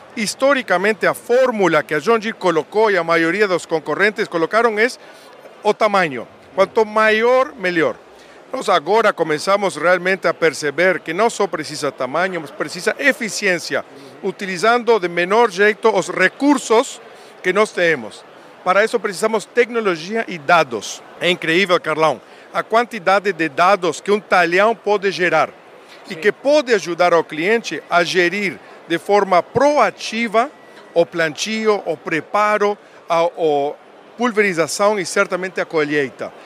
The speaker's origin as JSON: {"language": "Portuguese", "country": "Uruguay", "tie": "born or raised there", "also_born_or_lived": "Montevideo, Uruguay / United States", "accent": "Uruguayan", "second_language": "Portuguese", "moved": "as an adult", "lives_now": "Brazil", "said": "Eu, sou sotaque uruguaio. Eu nasci lá em Montevideo, mas eu me criei numa fazenda."}